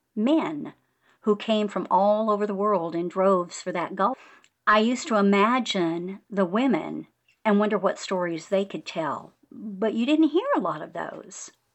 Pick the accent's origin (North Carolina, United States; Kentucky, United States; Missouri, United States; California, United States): California, United States; Bakersfield; now in Hill Country, Texas, United States; growing up in the San Joaquin Valley